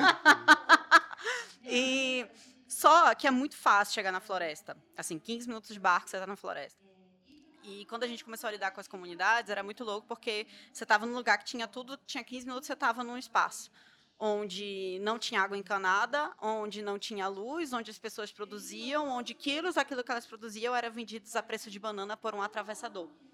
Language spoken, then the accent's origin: Portuguese; Pará, Brazil; eu sou paraense